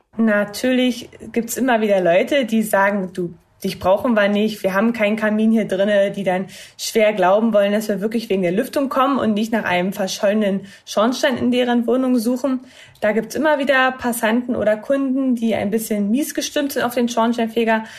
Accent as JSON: {"language": "German", "town": "Cottbus", "region": "Brandenburg", "country": "Germany", "said": "bei uns in Cottbus"}